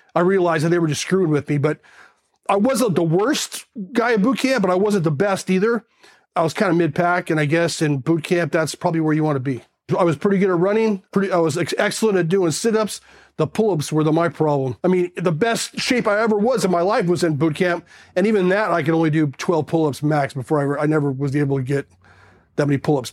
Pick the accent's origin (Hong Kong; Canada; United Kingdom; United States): United States; South Pasadena, California; also born or lived in Glendale, California; I was raised in South Pasadena, California